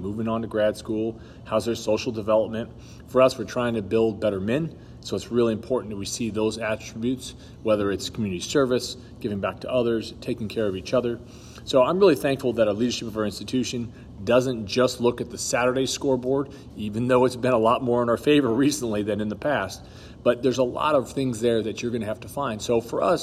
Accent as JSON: {"language": "English", "town": "Los Angeles", "region": "California", "country": "United States", "tie": "born or raised there", "moved": "yes", "said": "I grew up in Los Angeles, California."}